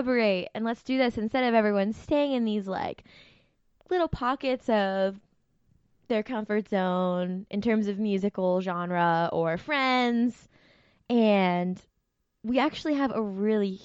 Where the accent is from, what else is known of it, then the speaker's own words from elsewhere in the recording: Zelienople, Pennsylvania, United States; moved away as an adult; now in Pittsburgh, United States; I grew up north of here in this small town called Zelianople, PA